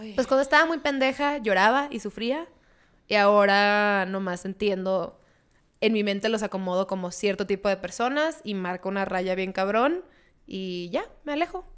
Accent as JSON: {"language": "Spanish", "town": "Mexicali", "region": "Baja California", "country": "Mexico", "tie": "born or raised there", "moved": "yes", "said": "yo soy oriunda de Mexicali, soy por ende cachanilla."}